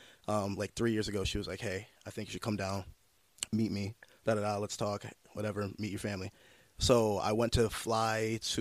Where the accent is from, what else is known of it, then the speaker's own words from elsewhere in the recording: Utica, New York, United States; So, 315 raised me. I'm from Utica, New York.